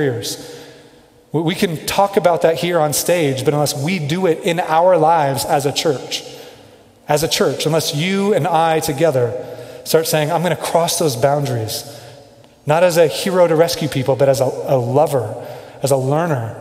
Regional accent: Kansas City, United States; moved away as an adult; now in Denver, United States; I grew up in Kansas City

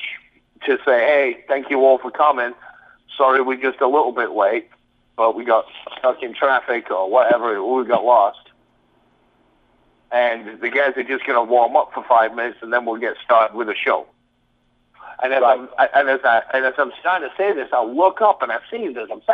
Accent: England, United Kingdom; accent: English; moved away; I've got an English accent.

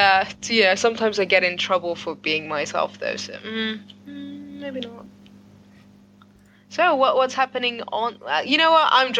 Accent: Cyprus; accent: Cypriot; Yeah, like some Greeks don't understand me if I'm speaking in my Cypriot accent

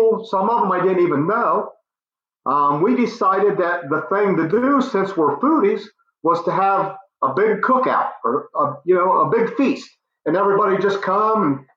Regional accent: Licking County, Ohio, United States; I'm just a local Licking County native. I was born and raised in Licking County and been around here all my life

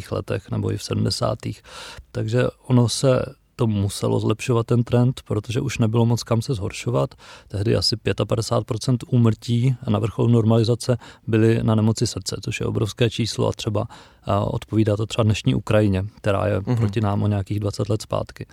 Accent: Czechia; jako Češi

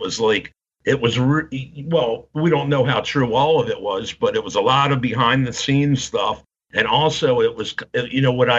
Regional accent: Baltimore, Maryland, United States; born or raised there

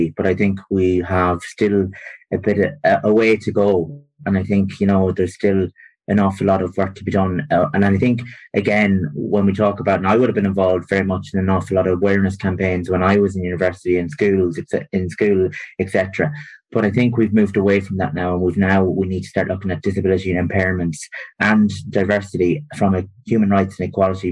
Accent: rural Longford, Drumleesh, County Longford, Ireland; also born or lived in Maynooth; I'm from rural Longford, so I'm from Drumleesh, a small village. I'm the youngest of 9 children. I went through mainstream primary school, secondary school

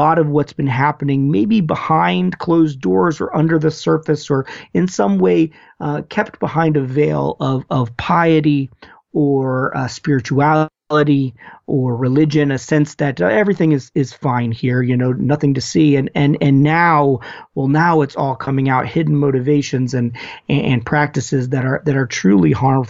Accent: United States; as Americans, but also as American Christians

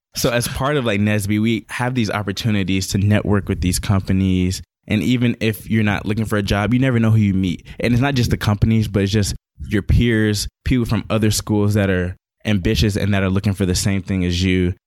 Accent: Atlanta, Georgia, United States; also born or lived in Boston, Massachusetts; I consider myself an ATL

